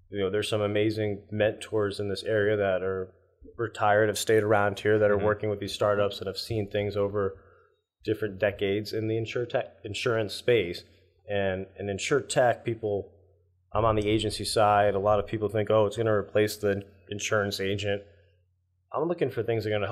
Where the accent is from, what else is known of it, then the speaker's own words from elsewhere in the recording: Northeast, United States; Growing up in the Northeast, I'd say it's stronger here than especially California.